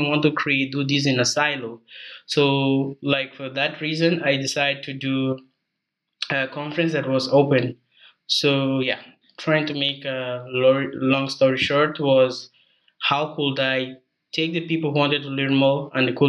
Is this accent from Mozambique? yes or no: yes; Mozambique; also born or lived in South Africa; I'm original from Mozambique